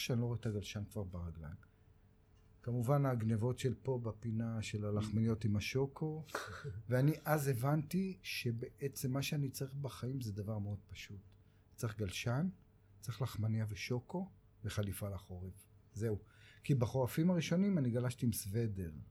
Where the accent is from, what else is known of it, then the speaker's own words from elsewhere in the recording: Tel Aviv, Tel Aviv District, Israel; also born or lived in Kiryat Shalom, south Tel Aviv; אני בבבלי גדלתי. אה. אני נולדתי בדרום תל אביב, בשכונה הארדקור אה. שנקראת קריית שלום